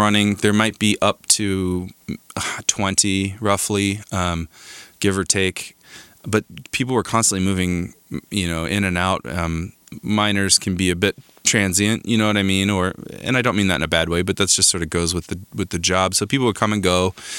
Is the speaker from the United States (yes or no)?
yes; Crown King, Arizona, United States; moved away as an adult; also born or lived in Tucson, Arizona; now in Los Angeles, United States; I grew up in Arizona in a small gold mining town called Crown King.